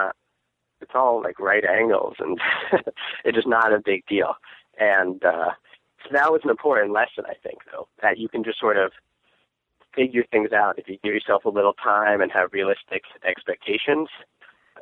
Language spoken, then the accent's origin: English; Northern Virginia, United States; moved away as an adult; now in San Francisco, United States; I'm from Northern Virginia, like the suburbs of D.C., just general suburbia.